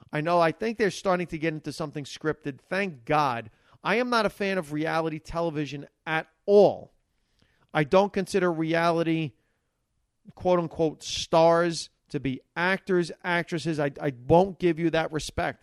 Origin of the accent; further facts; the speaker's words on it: Hackensack, New Jersey, United States; I grew up in Hackensack, New Jersey